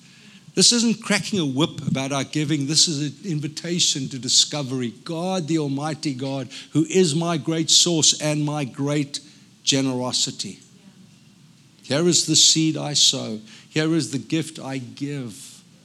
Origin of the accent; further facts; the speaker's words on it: South Africa; now in United States; I'm a South African. I don't fit in. Till I go back to South Africa and they say, oh, you sound so American.